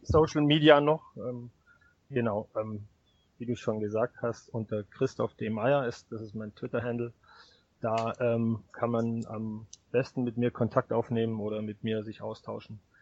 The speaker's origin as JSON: {"language": "German", "region": "Baden-Württemberg", "country": "Germany", "moved": "as an adult", "lives_now": "Hanover, Germany", "said": "ich komme ursprünglich aus Baden-Württemberg, wie man mir wahrscheinlich auch noch ein bisschen anhört."}